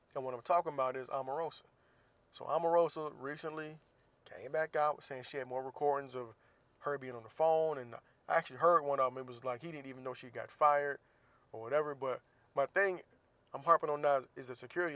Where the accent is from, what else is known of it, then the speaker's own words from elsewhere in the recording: Florida, United States; Florida, of course, my home state